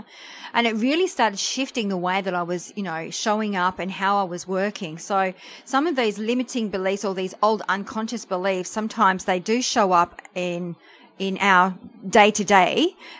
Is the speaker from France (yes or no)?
yes; France; English is a second language; now in Australia; we came to Australia from France, so I'm French, and my parents worked really hard.